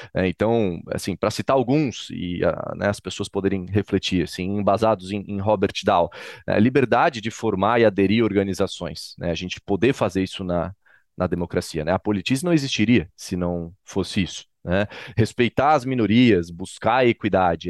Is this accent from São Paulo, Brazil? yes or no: no; Florianópolis, Santa Catarina, Brazil; Florianópolis, Santa Catarina, que é onde eu nasci, fui criado